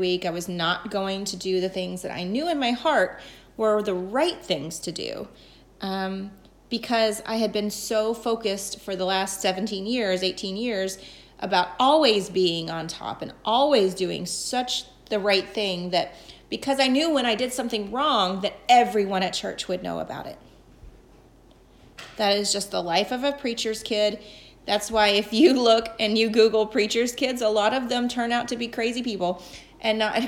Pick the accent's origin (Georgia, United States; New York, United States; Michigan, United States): Georgia, United States; Atlanta; moved away as an adult; also born or lived in North Carolina; now in Rhode Island, United States; I grew up in Atlanta